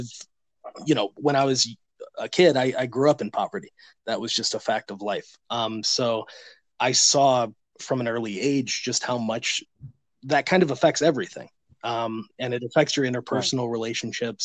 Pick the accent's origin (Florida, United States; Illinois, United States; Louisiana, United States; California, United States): Illinois, United States; Chicago; now in Winston-Salem, United States; I'm originally from Chicago. I'm now in Winston-Salem